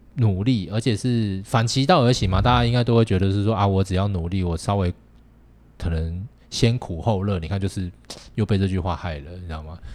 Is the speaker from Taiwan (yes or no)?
yes; Taiwan; 我觉得我们台湾人绝对没有像日本人那么客套